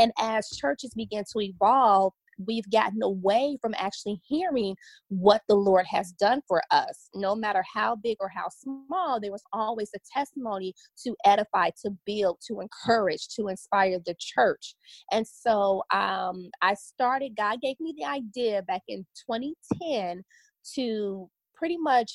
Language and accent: English; Chicago, Illinois, United States; also born or lived in Los Angeles, California / Oxnard, California; now in Dallas, United States; I'm originally from Chicago on the South Side